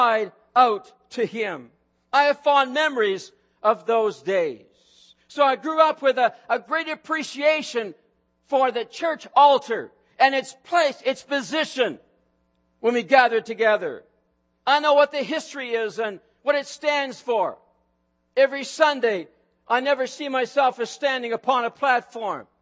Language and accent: English; Truro, Nova Scotia, Canada; moved away; I grew up in a Pentecostal movement. In fact, the name over the church doors on Walker Street in Truro, Nova Scotia was Calvary Pentecostal Church.